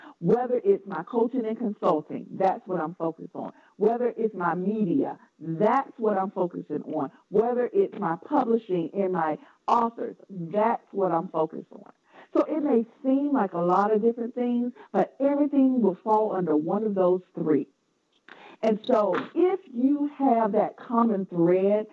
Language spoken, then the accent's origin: English; North Carolina, United States; accent: Southern; now in Washington, D.C. metropolitan area, United States; I was ashamed of my Southern accent. I'm from North Carolina.